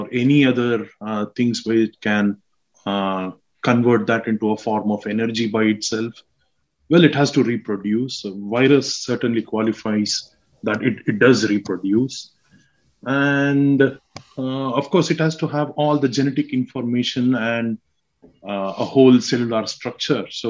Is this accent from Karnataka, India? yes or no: yes; Mysore, Karnataka, India; moved away as an adult; also born or lived in Hyderabad, India; now in Craigavon, United Kingdom; I'm from India. So I'm from South India, basically. I'm from a town called Mysore